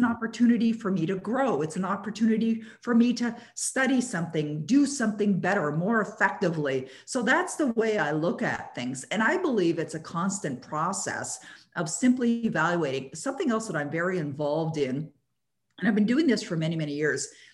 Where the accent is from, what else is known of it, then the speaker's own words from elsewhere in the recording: Toronto, Ontario, Canada; moved away; I used to live in Toronto, born and raised in Toronto.